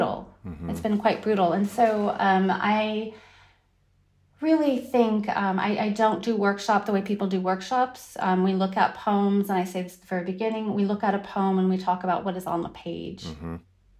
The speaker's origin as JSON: {"language": "English", "region": "Northern California", "country": "United States", "tie": "born or raised there", "also_born_or_lived": "Wiesbaden, Germany", "moved": "as an adult", "lives_now": "Berlin, Germany", "said": "I was born in Wiesbaden, Germany, at a U.S. military base. But we were raised, I have a brother and sister, and we were raised in Northern California"}